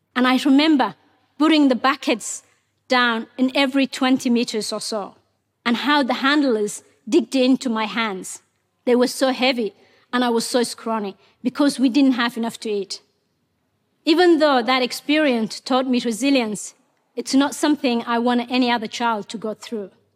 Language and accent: English; Mogadishu, Banaadir, Somalia; English is a second language; moved away as an adult; also born or lived in Ethiopia / Kenya; now in Australia; Ethiopia forced us to move to Somalia's capital, Mogadishu.